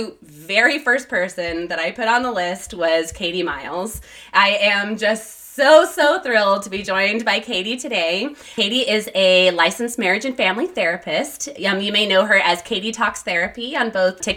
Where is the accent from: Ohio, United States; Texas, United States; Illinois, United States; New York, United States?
Texas, United States; El Paso; now in California, United States; You and I grew up together, actually. We're both from El Paso, Texas.